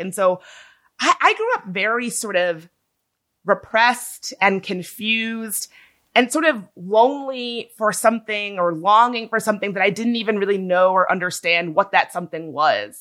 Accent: Midlothian, Virginia, United States; moved away; when I was a young kid growing up in Midlothian, Virginia

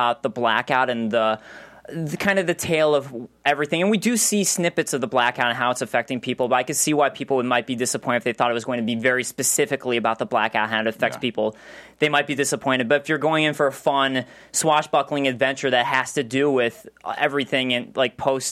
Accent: Chicago, Illinois, United States; and I'm from Chicago.

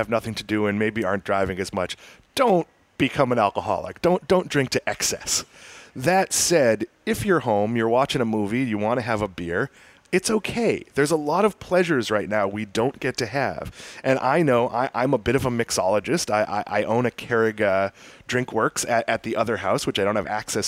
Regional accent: Swampscott, Massachusetts, United States; there are some places where I grew up in Swampscott, Massachusetts that I love

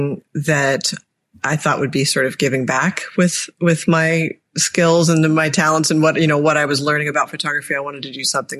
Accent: Annapolis, Maryland, United States; my hometown here in Annapolis, Maryland

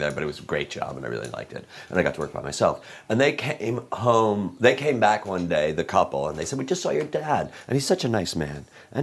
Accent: Chicago, Illinois, United States; growing up in Chicago, where you go, Hard Rock, Coco and Joe

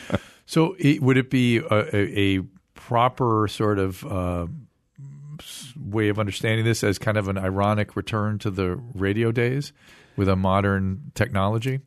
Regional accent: Pasadena, California, United States; I grew up in Pasadena

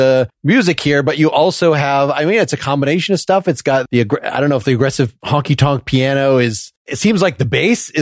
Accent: the North, United States; growing up in the North

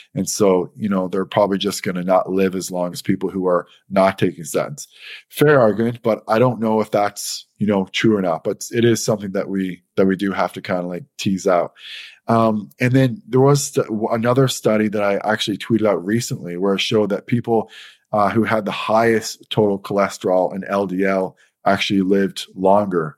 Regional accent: St. John's, Newfoundland and Labrador, Canada; I'm from St. John's, Newfoundland.

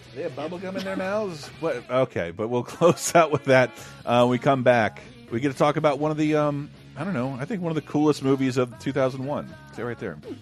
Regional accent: Tallahassee, Florida, United States; growing up in Tallahassee, Florida

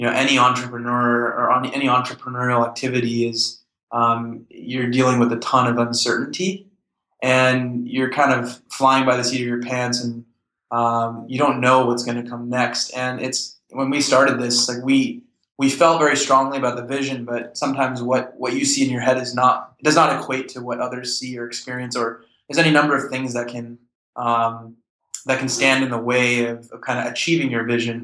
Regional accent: United States; I grew up in America with sort of both cultures

